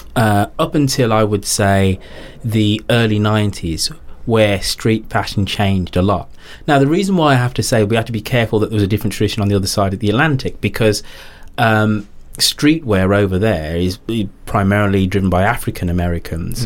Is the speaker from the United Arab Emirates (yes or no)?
no; England, United Kingdom; us as, as English people